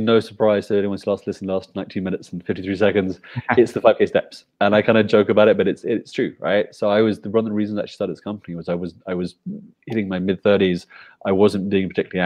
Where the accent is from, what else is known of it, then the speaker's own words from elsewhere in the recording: London, United Kingdom; moved away as an adult; also born or lived in China / Hong Kong / Philippines; now in Guatemala; I went back to the UK, so where I was born and bred in London